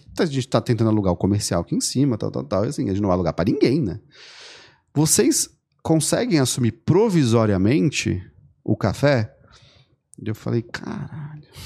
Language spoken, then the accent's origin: Portuguese; Florianópolis, Santa Catarina, Brazil; eu sou manezinho também